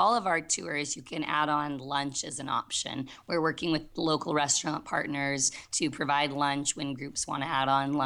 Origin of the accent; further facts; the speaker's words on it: Southern California, United States; I grew up playing outside in Southern California